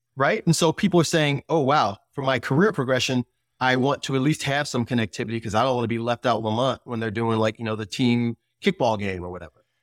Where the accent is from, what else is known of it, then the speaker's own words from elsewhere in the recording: United States; we grew up in America